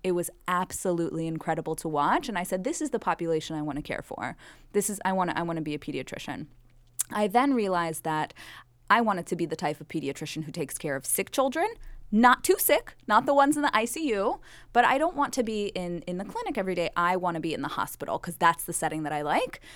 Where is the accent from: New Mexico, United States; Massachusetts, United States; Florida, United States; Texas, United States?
Florida, United States; Miami Beach; moved away as an adult; also born or lived in Bronx, New York; I'm from Miami Beach, born and raised, and I'm a Ukrainian Jew by background.